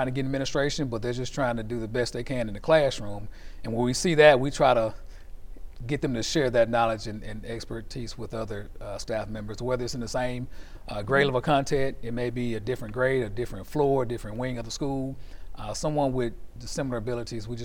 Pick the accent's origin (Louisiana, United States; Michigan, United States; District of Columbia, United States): Louisiana, United States; Shreveport; I'm from the Cooper Road area, you know, born and raised. My mom raised us. Hadn't lived anywhere else.